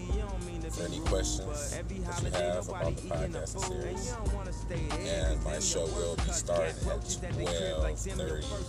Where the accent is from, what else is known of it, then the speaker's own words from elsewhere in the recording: Detroit, Michigan, United States; I'm from Detroit, Michigan